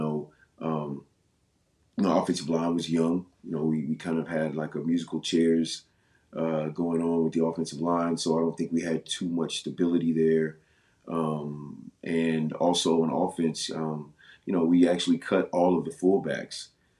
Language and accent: English; Virginia, United States; now in Phoenix, United States; I was coming from Virginia, coming from the East Coast, so I was culturally a little more comfortable being on the East Coast.